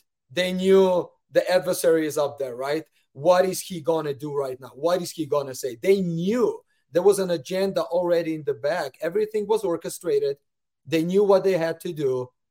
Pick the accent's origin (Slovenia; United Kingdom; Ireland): Slovenia; moved away as an adult; now in United States; as well as a branch president for 4 years back in my home country of Slovenia